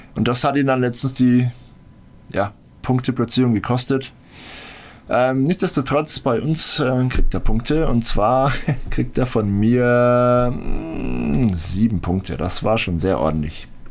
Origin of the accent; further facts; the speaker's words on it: Franconia, Bavaria, Germany; wie man bei uns in Franken sagt